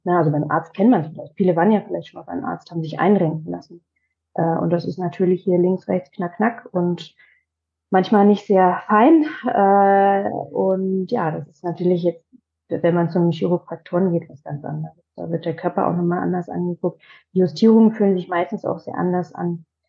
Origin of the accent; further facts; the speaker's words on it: Leipzig, Saxony, Germany; now in Potsdam, Germany; Ich komme aus Leipzig